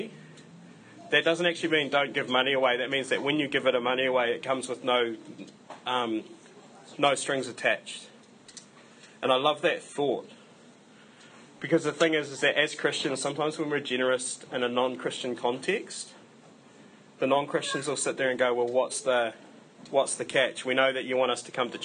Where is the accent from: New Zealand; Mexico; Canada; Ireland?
New Zealand